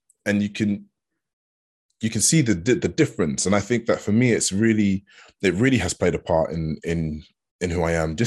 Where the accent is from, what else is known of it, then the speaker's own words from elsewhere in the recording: Hertfordshire, East of England, United Kingdom; I was brought up in Hertfordshire